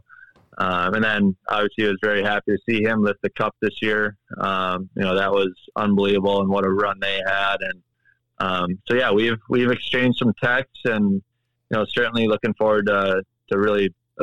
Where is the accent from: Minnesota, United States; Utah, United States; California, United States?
Minnesota, United States; also born or lived in Edina, Minnesota; growing up in Minnesota